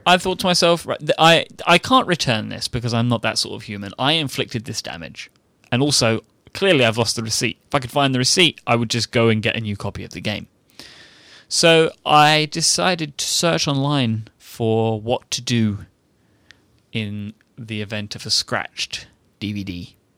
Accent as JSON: {"language": "English", "country": "United Kingdom", "said": "I'm British"}